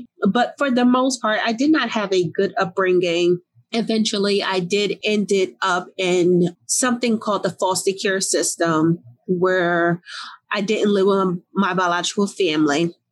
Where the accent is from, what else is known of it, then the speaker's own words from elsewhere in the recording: Newark, New Jersey, United States; I grew up in Newark, New Jersey.